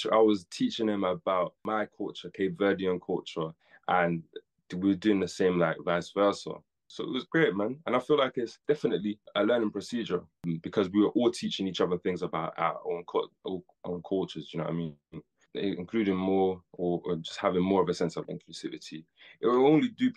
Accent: Birmingham, West Midlands, United Kingdom; I'm from Birmingham

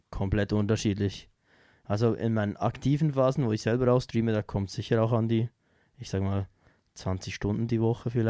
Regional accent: Switzerland; Auch sehr kleine Bands bei uns in der Schweiz unterstütze ich gerne halt.

